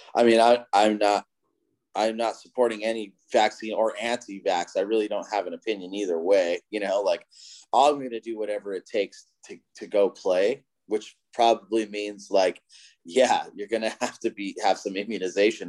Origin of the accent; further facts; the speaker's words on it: Southern California, United States; I'm from Southern California